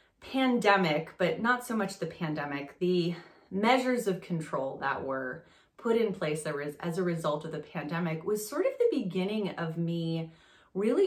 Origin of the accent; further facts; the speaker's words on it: France; moved away; I grew up in France.